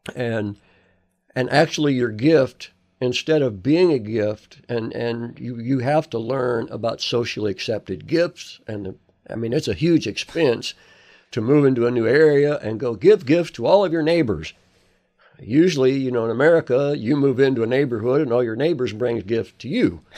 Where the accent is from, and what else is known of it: United States